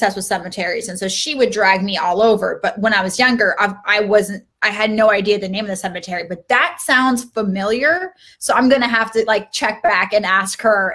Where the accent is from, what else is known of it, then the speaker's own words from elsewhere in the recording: Seattle, Washington, United States; now in Los Angeles, United States; I grew up in Seattle, and I had a very interesting childhood